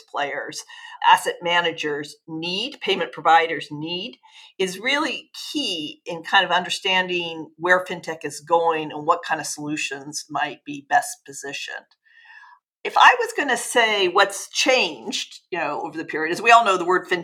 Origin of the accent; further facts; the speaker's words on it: Los Angeles, California, United States; I'm originally from Los Angeles.